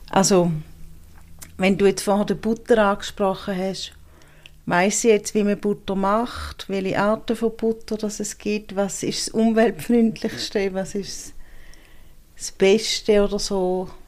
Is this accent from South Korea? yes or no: no; St. Gallen, Switzerland; accent: Eastern Swiss; now in Bern, Switzerland; werden nicht müde, um sich lustig zu machen über den St. Galler Dialekt. Auch nach 30 Jahren nicht.